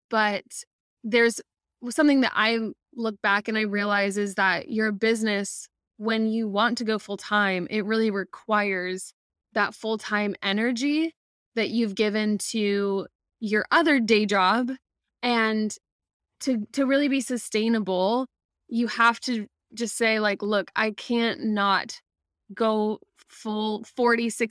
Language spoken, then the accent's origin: English; Midwest, United States; moved away as an adult; also born or lived in Ohio; now in Florida, United States; I'm originally from the Midwest